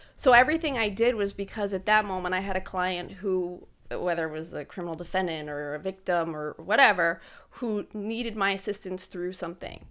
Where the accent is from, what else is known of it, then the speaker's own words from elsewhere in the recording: Pine Grove, Pennsylvania, United States; also born or lived in Pittsburgh / Harrisburg; I grew up in Pine Grove, so I graduated from high school there